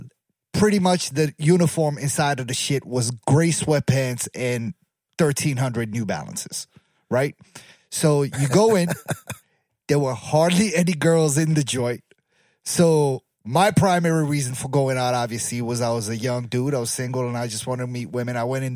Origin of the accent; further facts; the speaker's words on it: Baltimore, Maryland, United States; I'm from Baltimore